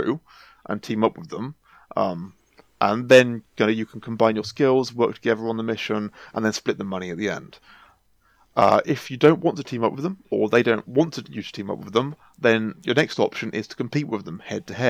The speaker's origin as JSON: {"language": "English", "town": "Oxford", "region": "South East England", "country": "United Kingdom", "said": "I'm from Oxford myself."}